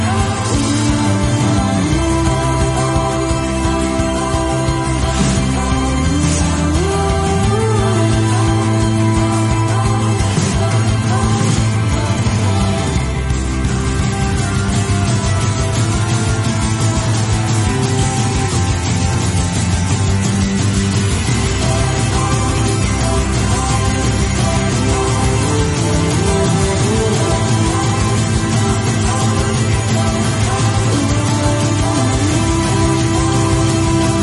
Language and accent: English; West Virginia, United States; we still had church the next day because we're from West Virginia